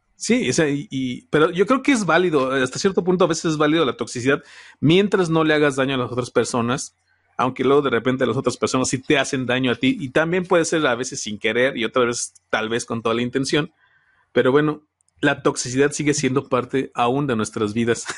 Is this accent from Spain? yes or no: no; Celaya, Guanajuato, Mexico; yo soy aquí de Celaya, Guanajuato